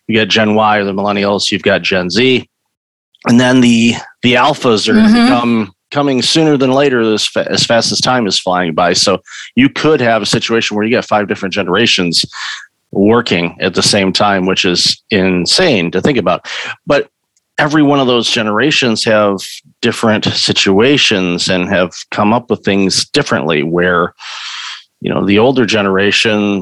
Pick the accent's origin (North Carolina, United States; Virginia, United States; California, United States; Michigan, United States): Michigan, United States; Detroit; also born or lived in San Diego; now in Toronto, Canada; I grew up in Detroit